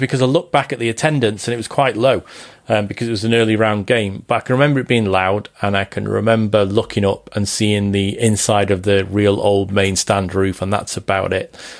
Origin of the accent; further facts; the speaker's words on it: Liverpool, North West England, United Kingdom; moved away as an adult; I'm from Liverpool. My mum's from Liverpool. My dad's from Liverpool